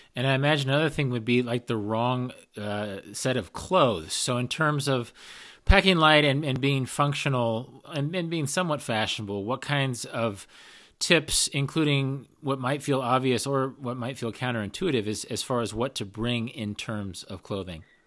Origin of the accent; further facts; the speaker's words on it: United States; Being an American hiker by, by nature